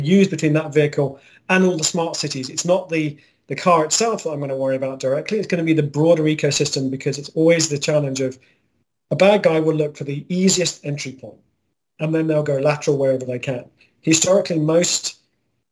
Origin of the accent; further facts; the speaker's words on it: Scotland, United Kingdom; now in Texas, United States; I'm Scottish